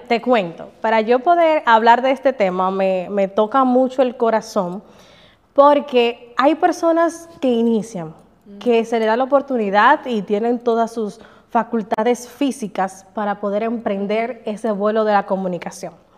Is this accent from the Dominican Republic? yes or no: yes; Bonao, Monseñor Nouel, Dominican Republic; moved away as an adult; also born or lived in Santiago; yo salí de Bonao con una maletica